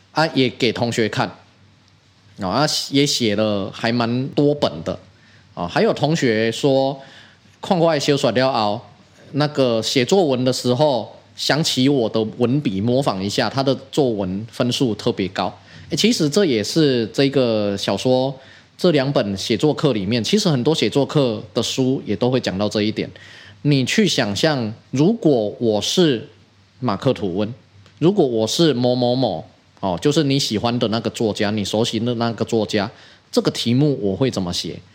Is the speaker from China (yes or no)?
no; Taiwan; 我们台湾人